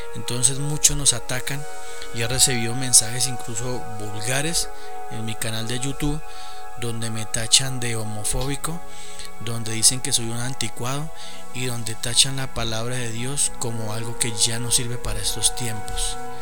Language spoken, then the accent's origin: Spanish; Colombia; Acá en mi, en mi país